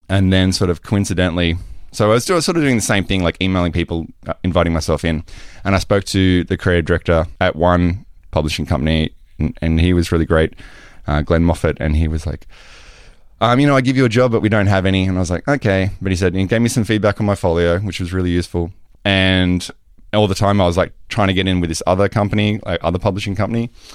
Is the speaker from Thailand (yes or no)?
no; Australia; moved away; I am Australian.